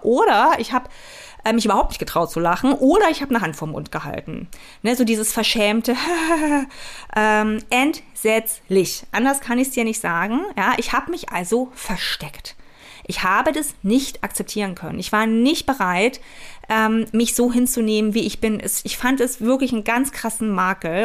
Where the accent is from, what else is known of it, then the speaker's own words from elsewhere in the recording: East Germany, Germany; ich bin in der DDR aufgewachsen